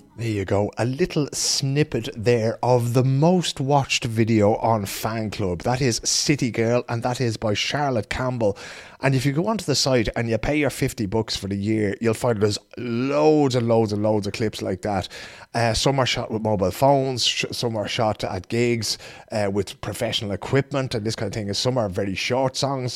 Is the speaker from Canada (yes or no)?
no; Dublin, Leinster, Ireland; growing up in Dublin with Declan